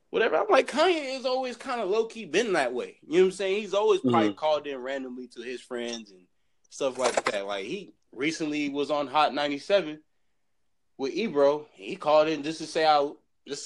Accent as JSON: {"language": "English", "region": "California", "country": "United States", "also_born_or_lived": "San Bernardino", "said": "I'm from California"}